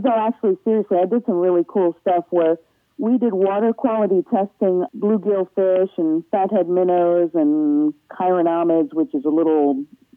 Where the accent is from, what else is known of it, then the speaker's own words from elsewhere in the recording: Massachusetts, United States; moved away as an adult; also born or lived in Pennsylvania / New Jersey; now in Cincinnati, United States; I was born in Pennsylvania, but I grew up in Massachusetts